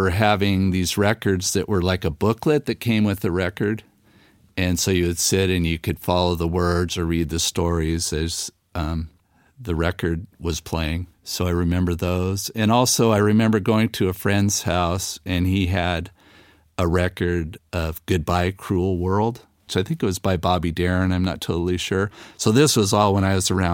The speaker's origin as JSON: {"language": "English", "town": "Torrance", "region": "California", "country": "United States", "tie": "born or raised there", "also_born_or_lived": "Palos Verdes / Tehachapi", "moved": "as an adult", "lives_now": "Ramona, United States", "said": "I was born in the South Bay area of Los Angeles. So I mostly grew up in Torrance and then later Palos Verdes"}